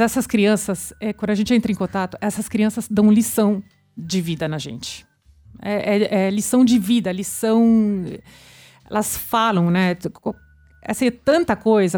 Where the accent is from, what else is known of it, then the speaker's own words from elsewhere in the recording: France; now in Brazil; na França, é, de onde eu sou também